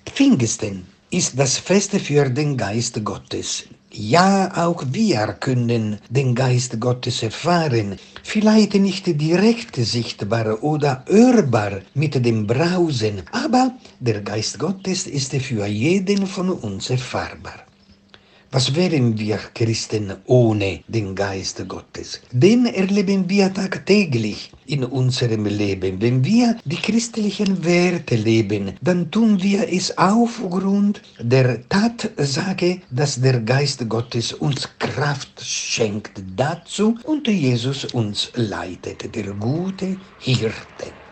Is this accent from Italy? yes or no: yes; Venice, Veneto, Italy; moved away as an adult; also born or lived in Naples, Italy; now in Ibbenbüren, Germany; Geboren wurde ich in Venedig und habe in Italien an der kirchlichen Universität in Neapel doziert